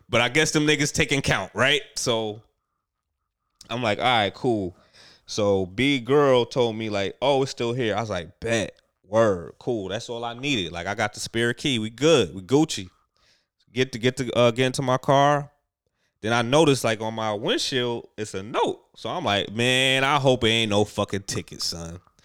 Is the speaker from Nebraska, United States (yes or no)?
no; New York, United States; I'm a New Yorker